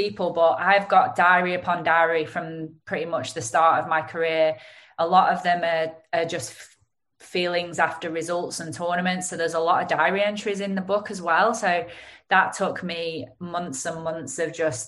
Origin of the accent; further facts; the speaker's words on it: Lancashire, North West England, United Kingdom; accent: Lancashire; my Lancashire accent